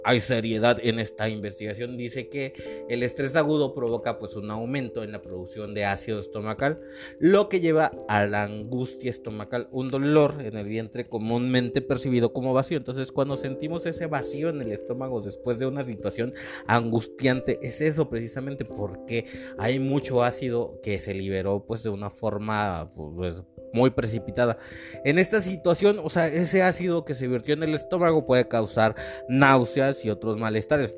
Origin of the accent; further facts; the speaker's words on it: Mexico; nosotros como mexicanos